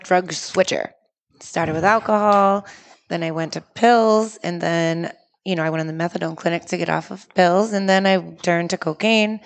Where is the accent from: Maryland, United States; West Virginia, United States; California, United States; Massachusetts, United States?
Massachusetts, United States; Winchendon; moved away as an adult; now in Lawrence, United States; I was from Winchendon, Massachusetts